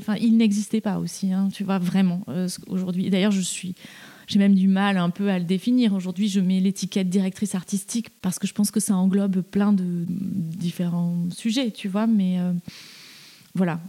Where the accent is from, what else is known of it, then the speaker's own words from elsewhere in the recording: Toulouse, Occitania, France; moved away as an adult; also born or lived in Paris; now in Eure, France; j'ai grandi en ville, j'ai grandi à Toulouse, puis je suis venue faire mes études à Paris à 18 ans